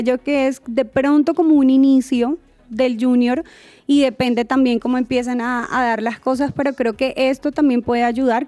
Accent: Colombia; como colombianos

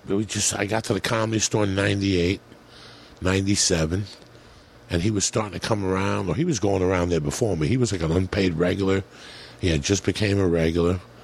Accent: United States; moved away; also born or lived in New Jersey / New York City, New York / Colorado; I grew up in New Jersey and in New York City

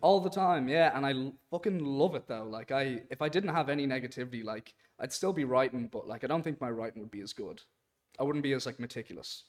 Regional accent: Dublin, Leinster, Ireland; also born or lived in Boston, United States; I'm from Dublin, Ireland, but I was born in Boston

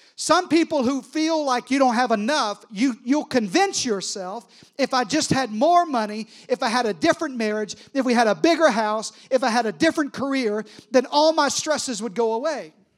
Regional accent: Arkansas, United States; I'm from Arkansas

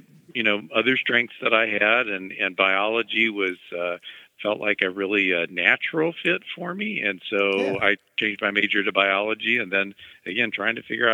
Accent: Mexico, Missouri, United States; I grew up in Mexico, Missouri

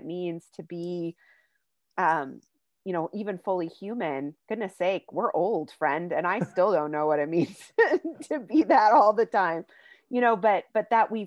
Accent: Crosby, North Dakota, United States; moved away; I grew up in Divide County, Crosby, North Dakota

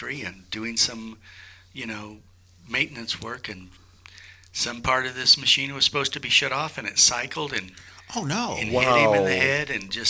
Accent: Des Moines, Iowa, United States; moved away as an adult; also born or lived in San Francisco; I was born in Des Moines, Iowa.

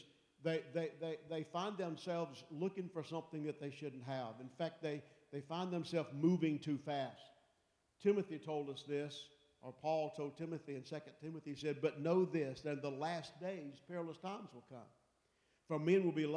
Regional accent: Pickens, South Carolina, United States; growing up in South Carolina over in Pickens

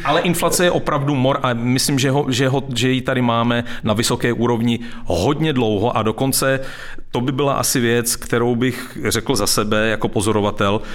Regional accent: Czechia; já jsem taky Čech, jako se, se, se vším, se vším všudy.

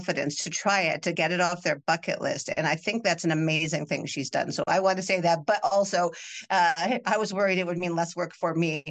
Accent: Saskatchewan, Canada; now in Ottawa, Canada; I'm originally from Saskatchewan, and I've lived in Ottawa for many years

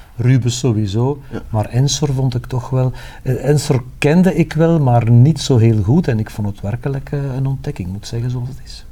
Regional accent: Dendermonde, Flanders, Belgium; ik kom uit Dendermonde

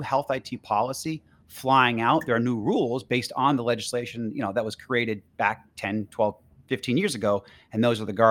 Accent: Boston, Massachusetts, United States; also born or lived in Sarasota, Florida; now in Atlanta, United States; I'm originally from Boston, but now I live in Atlanta

